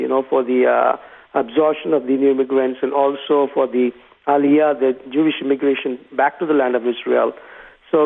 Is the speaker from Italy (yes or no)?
no; Tamil Nadu, India; I was born and raised in South India. In India, it's the state of Tamil Nadu.